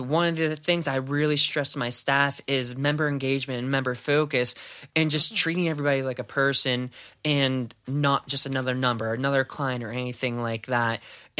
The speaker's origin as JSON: {"language": "English", "town": "Greensburg", "region": "Pennsylvania", "country": "United States", "tie": "born or raised there", "said": "I grew up in Greensburg"}